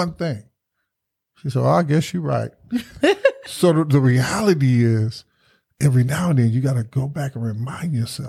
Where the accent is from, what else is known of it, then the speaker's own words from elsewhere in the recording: the South, United States; And I said, Mama, because being born and raised in the South, it'll mess with you.